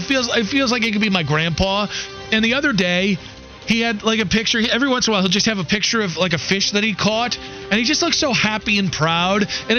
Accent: Cleveland, Ohio, United States; now in Charlotte, United States; growing up in Cleveland

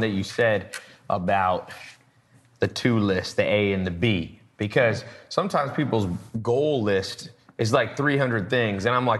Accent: Long Beach, California, United States; I grew up, I was born in Long Beach. My family, my dad's from Harlem.

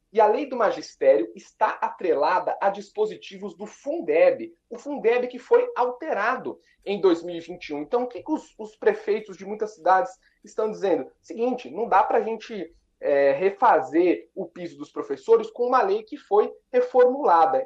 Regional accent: Bragança Paulista, São Paulo, Brazil; now in Brasília, Brazil; os dois de Bragança Paulista, nascidos e criados

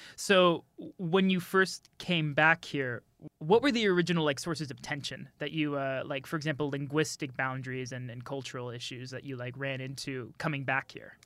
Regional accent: Austin, Texas, United States; moved away; I'm from Austin

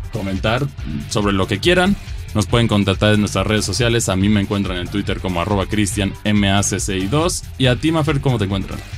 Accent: Mexico; como mexicanos

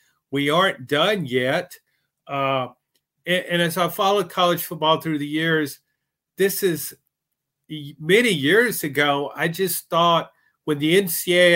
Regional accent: the South, United States; I grew up in the South, spent most of my life here

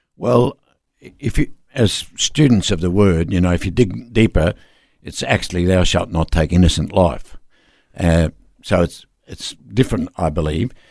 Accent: Darwin, Northern Territory, Australia; I'm from Darwin

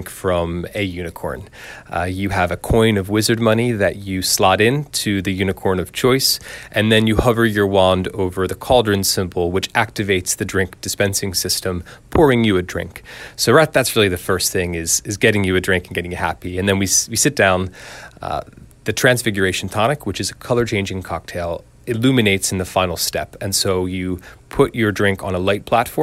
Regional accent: Marlton, New Jersey, United States; moved away as an adult; also born or lived in Dublin, Ireland; now in London, United Kingdom; And I'm from South Jersey. I'm from Marlton. I went to Cherokee High School

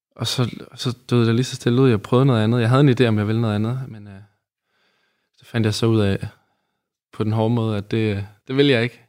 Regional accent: Aarhus, Central Denmark Region, Denmark; also born or lived in Odense, Denmark; så kommer jeg jo fra Odense. Ja. Men øh, så havnede jeg i Aarhus

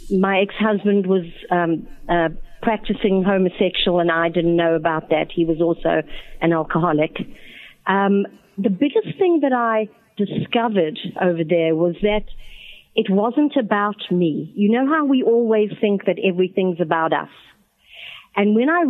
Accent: Johannesburg, Gauteng, South Africa; also born or lived in Botswana / New York, United States; now in Atlanta, United States; I was born in Johannesburg, South Africa. I also lived in Botswana, which is a country just off South Africa's borders. And I immigrated to America in 1976

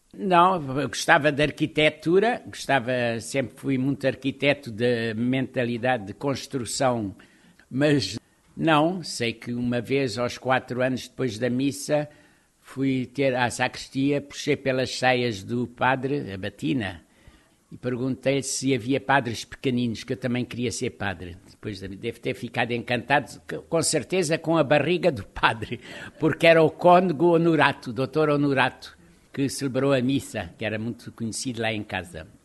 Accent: Lisbon, Portugal; also born or lived in Évora; E como eu também nasci em Lisboa, tenho meia costela alentejana de Évora e outra de Lisboa

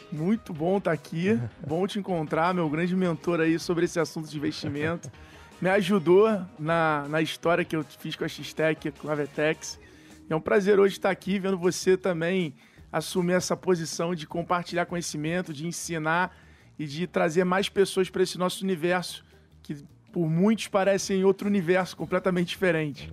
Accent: Rio de Janeiro, Brazil; accent: carioca; moved away as an adult; now in São Paulo, Brazil; minha mãe é mineira, meu pai é carioca, mas fui nascido e criado no Rio de Janeiro

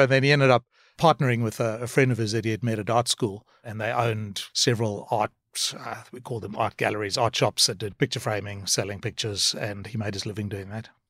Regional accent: South Africa; moved away as an adult; also born or lived in Cape Town / Australia / Singapore / United States; born in South Africa, um, and moved to Australia when I was about twenty-six years old.

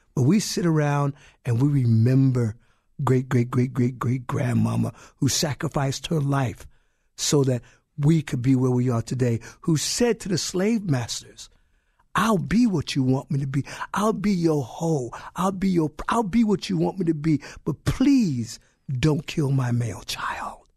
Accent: Brooklyn, New York, United States; I grew up in Brooklyn.

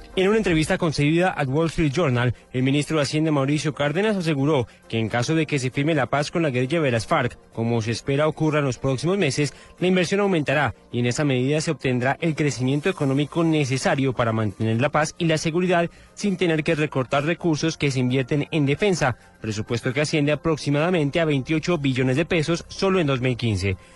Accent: Colombia; como colombiano

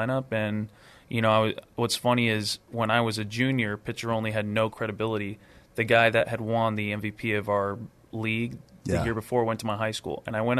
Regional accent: Long Beach, California, United States; moved away; I'm from Long Beach, California, born and raised.

